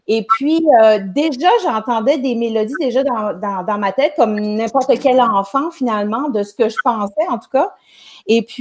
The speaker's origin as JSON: {"language": "French", "region": "Quebec", "country": "Canada", "said": "Je suis au Nouveau-Brunswick, la province juste à côté du Québec, mais je viens du Québec."}